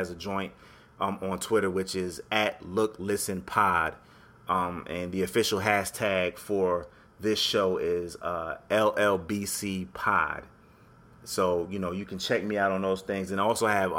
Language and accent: English; Connecticut, United States; moved away; I'm from Connecticut originally, even though I'm not there anymore